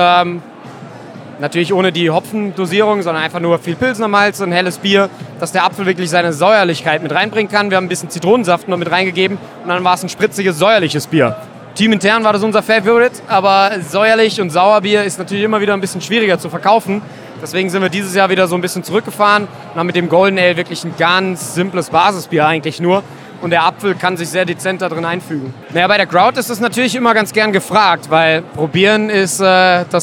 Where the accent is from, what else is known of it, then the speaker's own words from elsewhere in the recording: Mainz, Rhineland-Palatinate, Germany; als Mainzer ist der Frankfurter Markt für uns sogar relativ wichtig